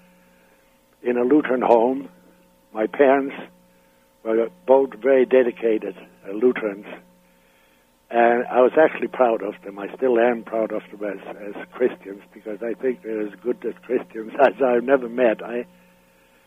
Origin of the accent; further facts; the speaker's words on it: Denmark; English is a second language; moved away as an adult; also born or lived in Canada / United States / Bahamas / Panama; I was born in Denmark in 1933 in a small town